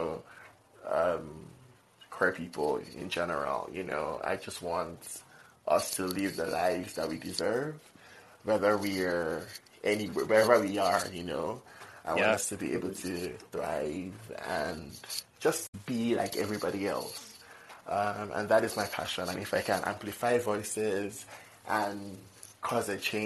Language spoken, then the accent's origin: English; Nigeria; now in Minnesota, United States; I'm from Nigeria